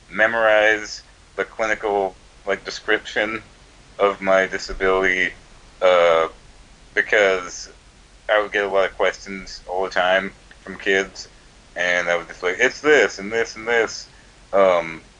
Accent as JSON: {"language": "English", "region": "Georgia", "country": "United States", "tie": "born or raised there", "also_born_or_lived": "Virginia", "said": "My dad was in the Air Force, and then afterwards, you know, we moved to Georgia. I was born in Virginia, but I moved here when I was pretty young."}